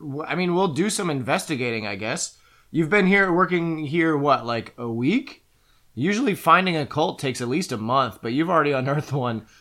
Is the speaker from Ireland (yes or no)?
yes; Ireland; Believe me … I'm Irish, so I know a thing about potatoes.